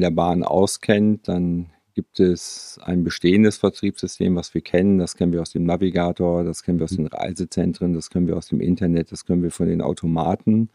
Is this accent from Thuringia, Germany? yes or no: no; Münster, North Rhine-Westphalia, Germany; Ich bin Münsteraner.